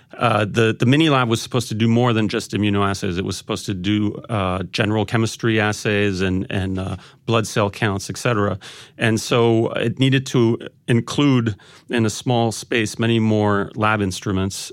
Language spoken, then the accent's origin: English; Paris, Île-de-France, France; I'm, I'm half French. I grew up in Paris